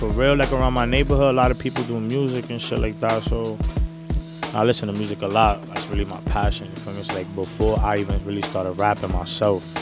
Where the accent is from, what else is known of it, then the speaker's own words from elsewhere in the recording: New York City, New York, United States; I'm from Harlem, New York.